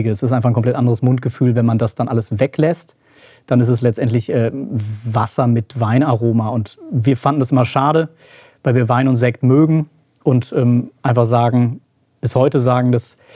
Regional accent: Hesse, Germany; now in Marburg, Germany; Ich komme eigentlich aus der Nähe von Gießen, bin der Familie wegen nach Marburg gezogen.

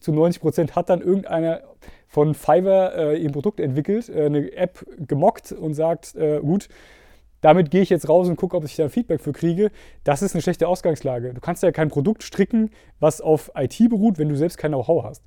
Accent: Steffenberg, Hesse, Germany; now in Gießen, Germany; Mittelhessen ist tatsächlich meine Heimat. Ich bin, glaube ich, einer der wenigen, der niemals rausgekommen ist. Also ich aufgewachsen in äh, Steffenberg

